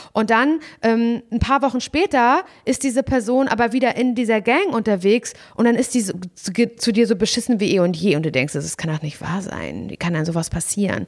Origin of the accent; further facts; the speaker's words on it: Parchim, Mecklenburg-Vorpommern, Germany; moved away; in Parchim in meiner Heimat, in der ich eigentlich gern bin